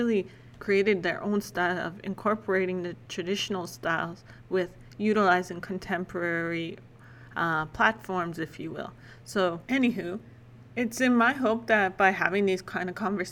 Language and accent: English; Lac La Biche, Alberta, Canada; moved away as an adult; also born or lived in Edmonton / Saskatoon; I grew up in Lac-La-Biche, Alberta, however, and currently I call Lac-La-Biche home again